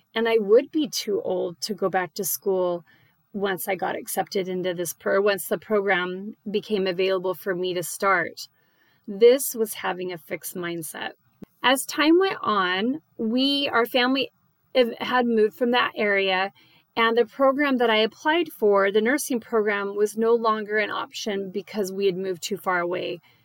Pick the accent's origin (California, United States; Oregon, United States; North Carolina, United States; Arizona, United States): Arizona, United States; Phoenix; now in Dallas, United States; I live in the Dallas area and I grew up in Phoenix